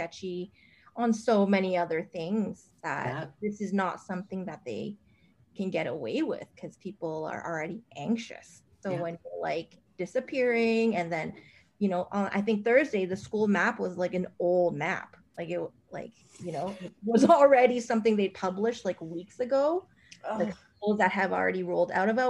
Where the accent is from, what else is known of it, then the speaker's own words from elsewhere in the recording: Stony Plain, Alberta, Canada; also born or lived in Edmonton / Lethbridge; I grew up in Alberta. I did grow up in Stony Plain.